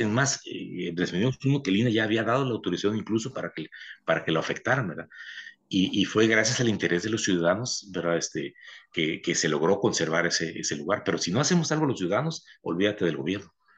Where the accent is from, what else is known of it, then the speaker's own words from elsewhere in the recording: Baja California, Mexico; pienso en Baja California, en mi tierra